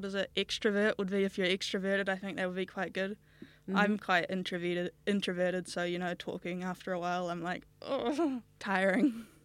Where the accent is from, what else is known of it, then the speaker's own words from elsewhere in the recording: Auckland, New Zealand; Auckland here, New Zealand, nowhere else.